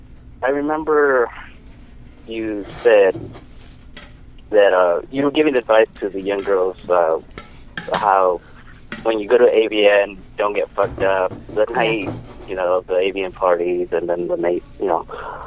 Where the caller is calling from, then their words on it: California, United States; Hi, this is …, and I'm in Orange County.